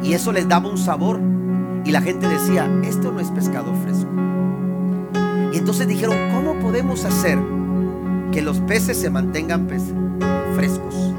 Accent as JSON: {"language": "Spanish", "town": "Tampico", "region": "Tamaulipas", "country": "Mexico", "moved": "yes", "said": "De donde yo vengo, que es el puerto de Tampico, la ciudad de Dios"}